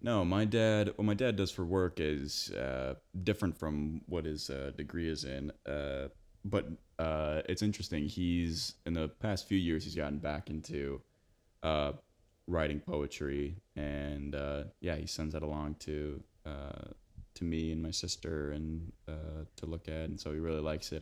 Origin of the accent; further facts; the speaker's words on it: Big Rock, Illinois, United States; moved away as an adult; now in Bloomington, United States; growing up in Big Rock